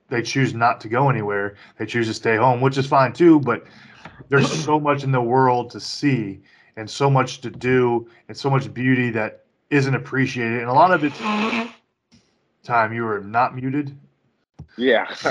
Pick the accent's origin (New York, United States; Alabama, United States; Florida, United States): Florida, United States; also born or lived in Kentucky / Louisiana; Because I grew up multiple places in Florida. I grew up in Florida, uh, in Kentucky. I also grew up in Louisiana.